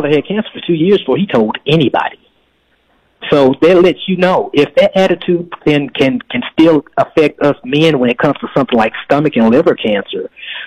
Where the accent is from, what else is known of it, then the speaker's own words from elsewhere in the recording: Memphis, Tennessee, United States; moved away as an adult; now in Dallas, United States; I was living in Memphis, Tennessee. That's where I'm originally from. And I moved to Dallas about 3 years ago